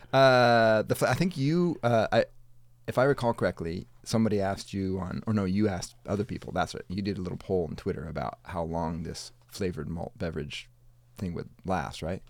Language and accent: English; Madison, Wisconsin, United States; growing up in Madison, Wisconsin